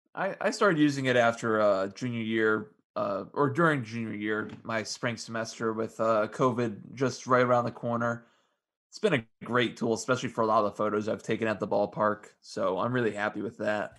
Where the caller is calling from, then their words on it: Strongsville, Ohio, United States; I'm calling from my home in Strongsville, Ohio